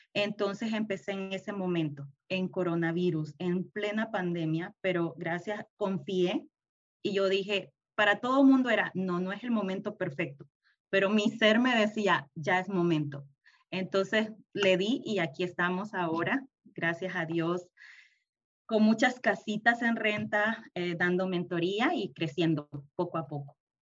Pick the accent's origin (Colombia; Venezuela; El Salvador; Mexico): El Salvador; moved away as an adult; also born or lived in Houston, United States; now in United States; yo soy salvadoreña